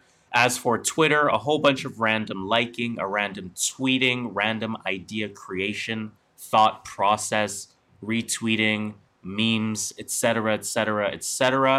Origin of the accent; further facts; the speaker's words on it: Canada; because we're Canadian, so why not?